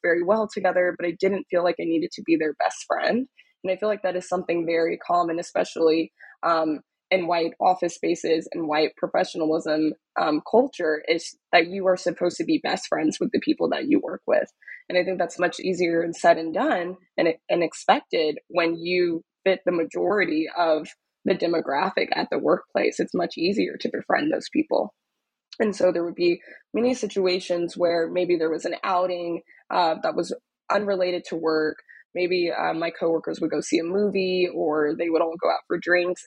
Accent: Dallas, Texas, United States; moved away as an adult; also born or lived in Austin, Texas; now in New York, United States; I'm originally from Dallas, Texas, um, was born and raised in Dallas

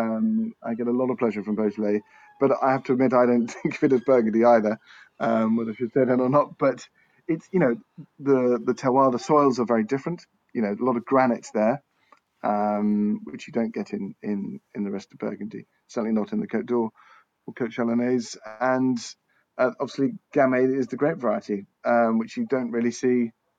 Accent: England, United Kingdom; I'm English

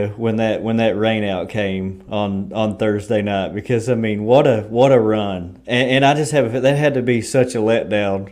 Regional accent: Berea, Kentucky, United States; I'm from Berea, so grew up there at Richmond Raceway

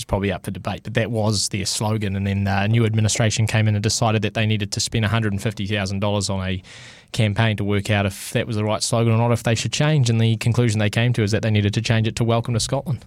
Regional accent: Hamilton, Waikato, New Zealand; I grew up in Hamilton

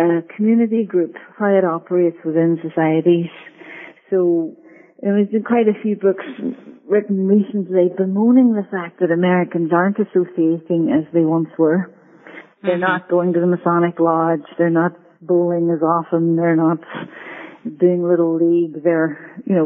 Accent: Northern Ireland, United Kingdom; moved away; I am Irish from Northern Ireland, actually, which accounts for my accent

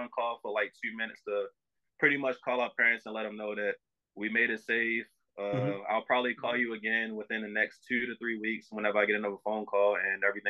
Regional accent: Baltimore, Maryland, United States; moved away as an adult; I'm all the way in Chicago. I'm from Baltimore

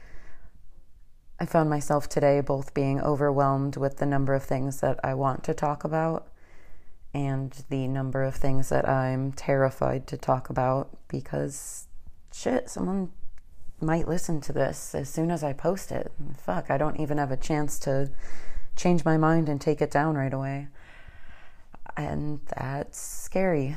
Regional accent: Northern Illinois, United States; moved away as an adult; now in Atlanta, United States; I'm actually maybe 15 minutes away from my quote hometown, but my home area back up in Northern Illinois

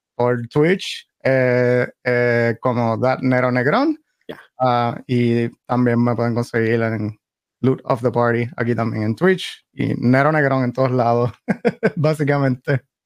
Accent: Caguas, Puerto Rico; now in North Carolina, United States; Yo soy puertorriqueño, sí, nacido y criado, nací esto, esto soy de Caguas eh, originalmente. Ah, vivo, vivo por acá en North Carolina.

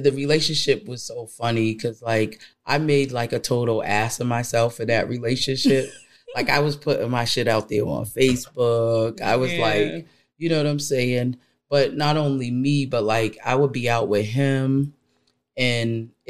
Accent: United States; I am an American born woman

